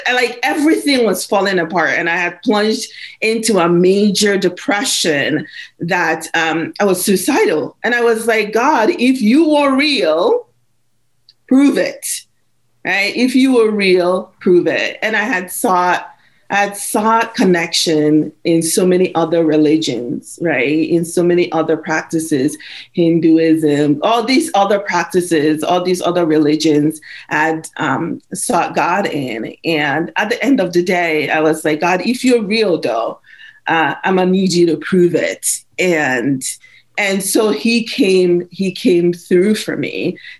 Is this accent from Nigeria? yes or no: yes; Nigeria; moved away; also born or lived in Belize; Because my dad is a missionary pastor. We moved from Nigeria to Belize on mission. And so I'm a pastor's kid.